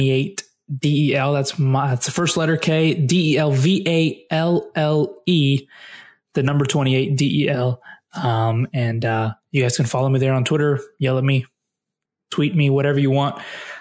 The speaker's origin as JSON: {"language": "English", "town": "Nashville", "region": "Tennessee", "country": "United States", "also_born_or_lived": "Greenbrier, Tennessee / Springfield, Tennessee", "moved": "yes", "lives_now": "Texas, United States", "said": "I'm obviously from Nashville, and so when we moved over here, I stayed with the Vols"}